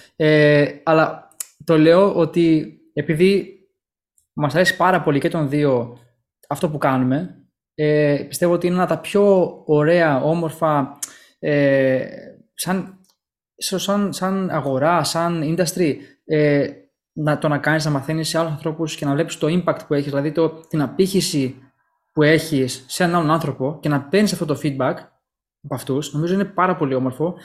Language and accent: Greek; Greece; Γεννηθήκαμε και μεγαλώσαμε στην Ελλάδα